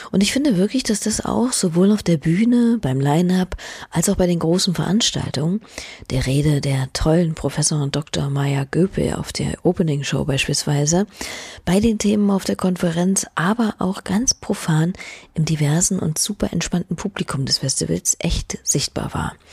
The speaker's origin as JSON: {"language": "German", "town": "Venice", "region": "Veneto", "country": "Italy", "said": "ich komme aus Venedig."}